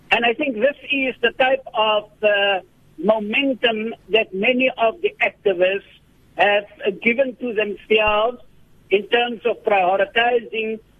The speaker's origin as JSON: {"language": "English", "country": "South Africa", "said": "for us as South African citizens."}